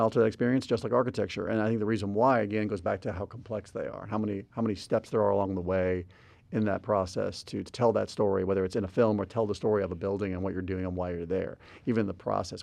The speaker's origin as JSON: {"language": "English", "town": "Albuquerque", "region": "New Mexico", "country": "United States", "tie": "born or raised there", "also_born_or_lived": "Houston", "moved": "yes", "said": "I grew up in Albuquerque before moving to Houston."}